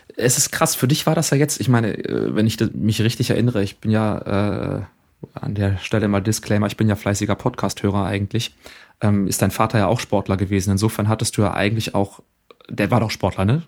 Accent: Germany; bei uns in Deutschland

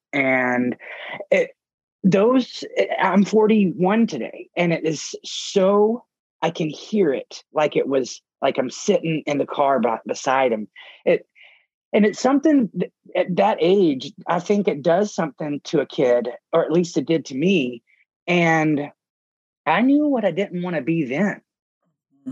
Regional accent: Mississippi, United States; now in New Orleans, United States; when I was from Mississippi

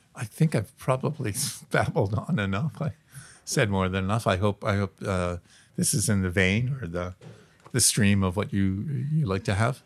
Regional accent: Toronto, Ontario, Canada; now in Vancouver, Canada; I grew up in Toronto

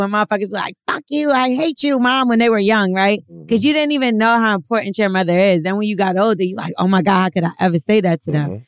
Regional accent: New York City, New York, United States; also born or lived in Virginia; now in Atlanta, United States; I'm from Brooklyn.

